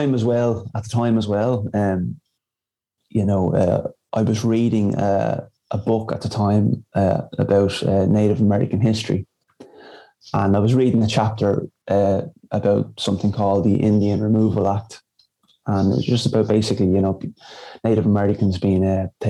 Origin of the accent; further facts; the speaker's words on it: Dublin, Leinster, Ireland; now in Castleblayney, Ireland; I'm originally from Dublin, but I'm based up here in Castle Blaney